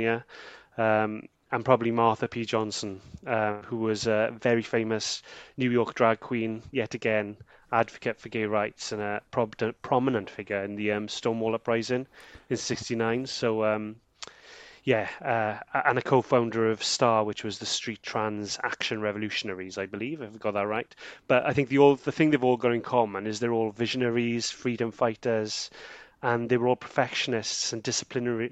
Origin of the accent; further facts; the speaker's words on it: Porth, Wales, United Kingdom; this is where I was born and this is where I live